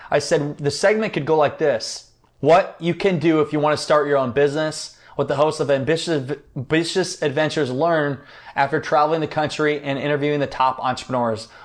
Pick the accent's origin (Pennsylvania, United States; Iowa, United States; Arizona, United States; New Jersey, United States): Iowa, United States; hey, I'm from Iowa, kind of Midwestern connection there.